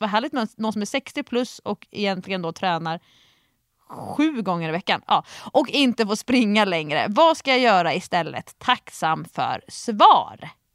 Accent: Nacka, Stockholm County, Sweden; i Nacka där jag är uppvuxen

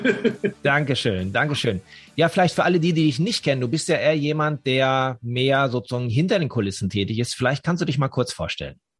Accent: Dortmund, North Rhine-Westphalia, Germany; ich bin ja in Dortmund groß geworden, im tiefsten Ruhrgebiet

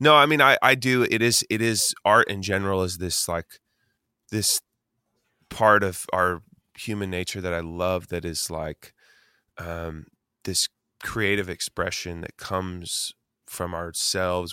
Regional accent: Eugene, Oregon, United States; I grew up in Eugene, Oregon as, like, a skater kid

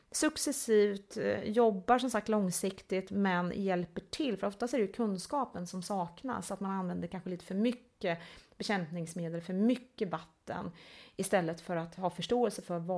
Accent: Älmhult, Kronoberg County, Sweden; Vi kom ju från, eh, från Älmhult

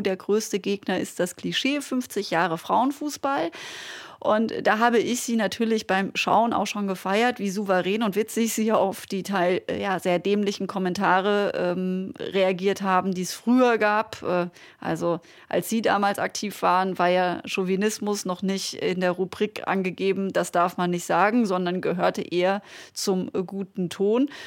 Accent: Black Forest, Baden-Württemberg, Germany; Ich komme äh, aus dem Schwarzwald, vom Land

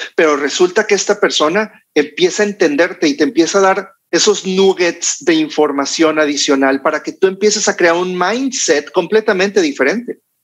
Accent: Mexico; como buenos mexicanos, latinos

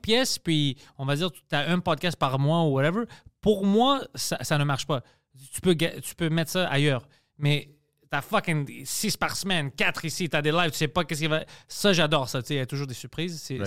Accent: Quebec, Canada; je suis né ici. Je suis canadien, je suis québécois, je suis grec

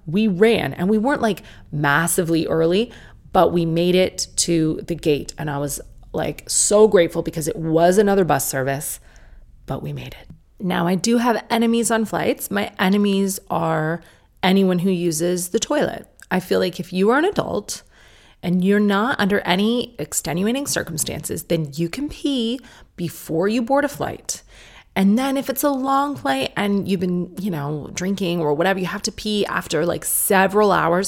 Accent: United States; accent: American; my American accent

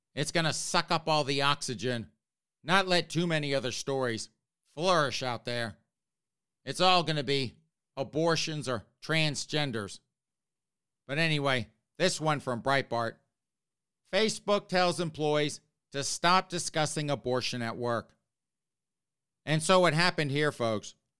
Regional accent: South Carolina, United States; now in Northeast, United States; I grew up in South Carolina.

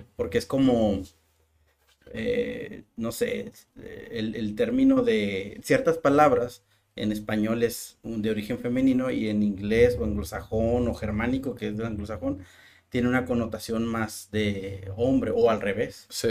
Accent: Mexico

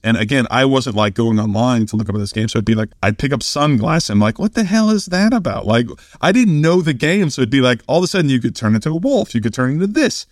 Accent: Kansas City, United States; moved away; also born or lived in Oklahoma; I was from Kansas City

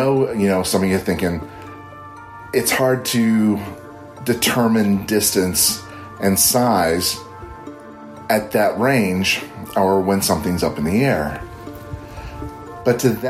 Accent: Northern Kentucky, United States; now in Central Florida, United States; I currently reside in Central Florida, but at the time of this sighting, I was living in my hometown in Northern Kentucky

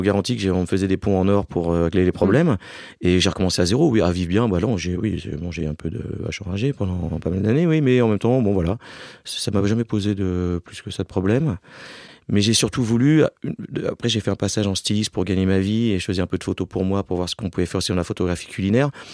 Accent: Alsace, Grand Est, France; now in Paris, France; je viens d'Alsace

